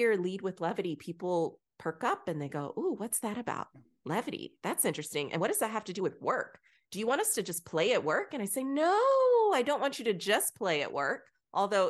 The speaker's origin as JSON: {"language": "English", "region": "Texas", "country": "United States", "tie": "born or raised there", "also_born_or_lived": "Bronx, New York", "said": "I was born in the Bronx, raised in Texas"}